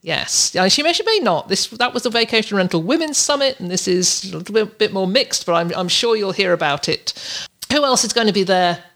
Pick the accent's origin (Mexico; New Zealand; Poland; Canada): Canada; I've nearly overstayed my welcome in the U S as a, as a Canadian, only allowed a certain amount of days in the U S